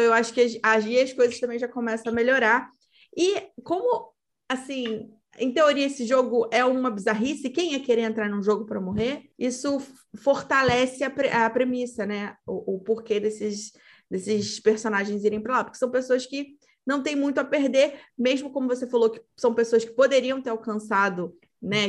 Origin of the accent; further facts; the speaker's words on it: Brazil; Nós, como brasileiros